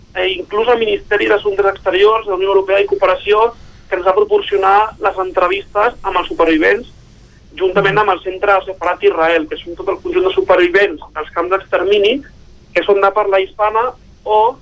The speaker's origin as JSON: {"language": "Catalan", "town": "Sant Quirze del Vallès", "region": "Catalonia", "country": "Spain", "also_born_or_lived": "Sabadell", "said": "jo soc del municipi del costat, soc de Sant Quirze del Vallès, però faig vida també a Sabadell per la proximitat"}